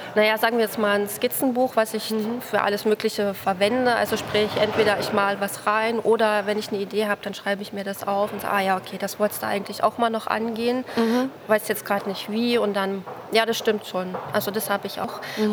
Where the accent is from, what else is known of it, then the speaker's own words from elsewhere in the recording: Nordhausen, Thuringia, Germany; moved away as an adult; also born or lived in Kassel / Halle; now in Braunschweig, Germany; ursprünglich komme ich aus Thüringen